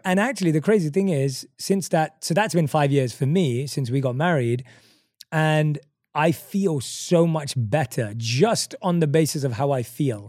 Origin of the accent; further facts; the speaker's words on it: London, United Kingdom; the street where I grew up right now on Green Lanes